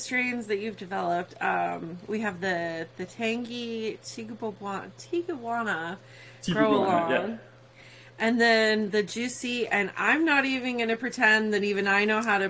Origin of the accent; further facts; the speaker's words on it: Phoenix, Arizona, United States; I grew up in Phoenix.